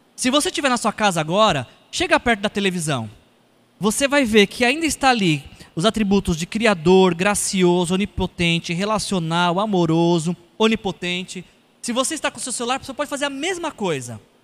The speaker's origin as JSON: {"language": "Portuguese", "region": "São Paulo", "country": "Brazil", "said": "Eu sou paulistano"}